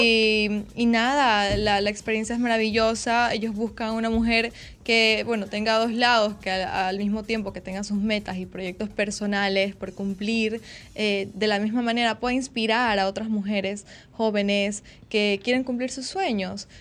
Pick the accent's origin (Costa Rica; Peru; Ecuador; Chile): Ecuador; Yo soy de Ecuador.